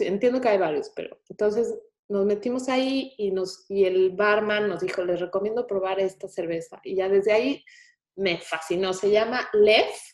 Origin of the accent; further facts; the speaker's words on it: Mexico City, Mexico; now in Houston, United States; Yo como buena chilanga